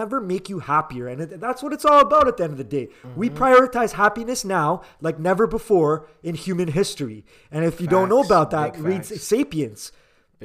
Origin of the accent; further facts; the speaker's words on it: Canada; as a Canadian